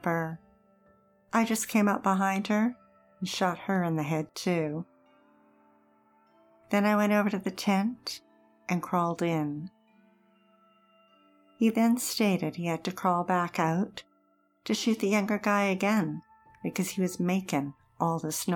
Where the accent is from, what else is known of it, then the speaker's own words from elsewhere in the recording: Kelowna, British Columbia, Canada; Growing up in Kelowna